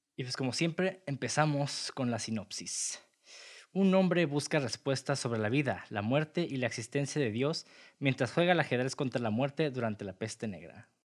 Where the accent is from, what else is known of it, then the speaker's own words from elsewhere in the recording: Mexico; todos como mexicanos